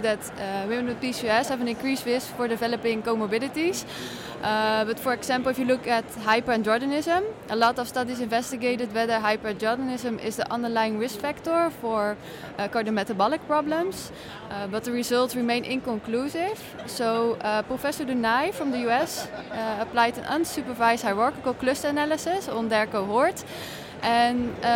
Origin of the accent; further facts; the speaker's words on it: Rotterdam, South Holland, Netherlands; it's my hometown